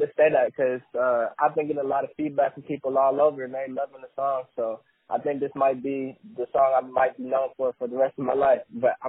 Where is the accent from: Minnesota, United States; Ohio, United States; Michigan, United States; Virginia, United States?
Ohio, United States; Euclid; also born or lived in Cleveland, Ohio; I'm from Cleveland, Ohio. Straight out of Euclid, small town. I started music back when I was about 10 years old.